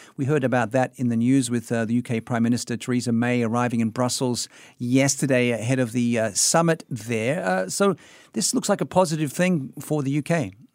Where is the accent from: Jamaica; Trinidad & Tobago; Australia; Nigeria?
Australia; Sydney, New South Wales; moved away; I was in my hometown of Sydney